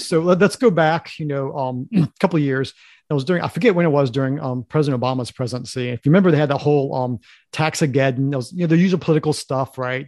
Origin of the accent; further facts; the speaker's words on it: Harrisonburg, Virginia, United States; we grew up in Harrisonburg, which is a s, city in Virginia